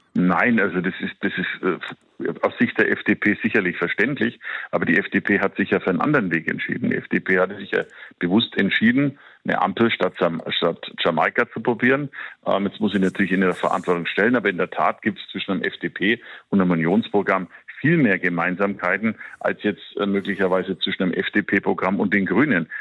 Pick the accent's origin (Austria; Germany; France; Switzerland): Germany; Bavaria; bei uns in Bayern